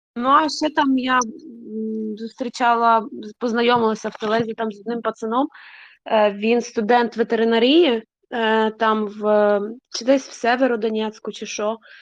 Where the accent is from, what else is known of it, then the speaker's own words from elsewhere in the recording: Dnipro, Dnipropetrovsk Oblast, Ukraine; я з Дніпропетровську, ну з Дніпра, і я вирісла